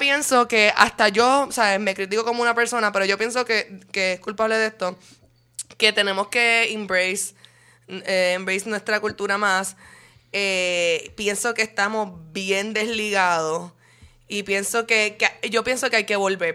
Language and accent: Spanish; Puerto Rico; encuentro orgullo puertorriqueño